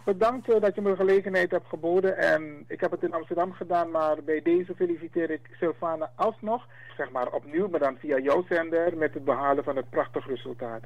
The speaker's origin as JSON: {"language": "Dutch", "country": "Suriname", "said": "Wij zijn Afro-Surinamers"}